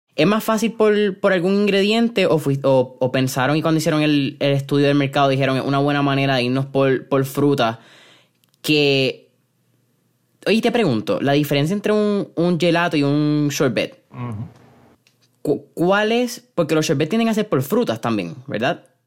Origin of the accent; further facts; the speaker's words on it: Puerto Rico; como puertorriqueños